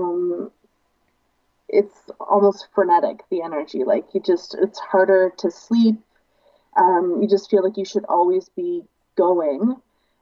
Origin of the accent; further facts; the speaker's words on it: London, Ontario, Canada; moved away as an adult; now in Dawson City, Canada; I'm from London, Ontario originally